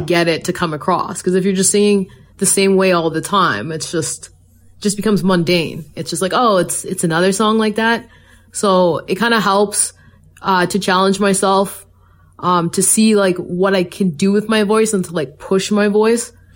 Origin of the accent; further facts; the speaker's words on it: Calgary, Alberta, Canada; I was born and raised in Calgary